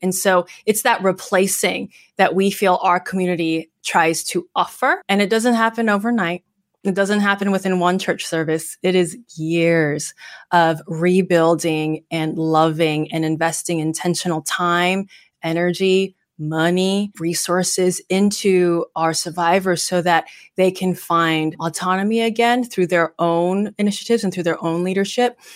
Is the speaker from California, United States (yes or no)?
yes; Bay Area, California, United States; I'm being born and raised in the Bay Area